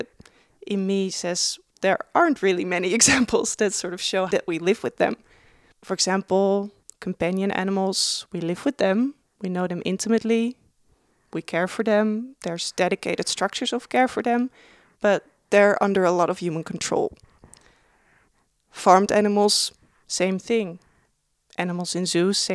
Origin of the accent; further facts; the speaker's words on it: Netherlands; now in Melbourne, Australia; I'm coming from the Netherlands